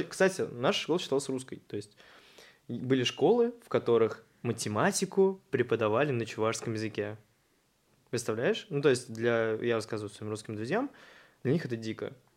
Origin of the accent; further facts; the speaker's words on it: Chuvashia, Russia; У нас целых три моста. Это в Чебоксарах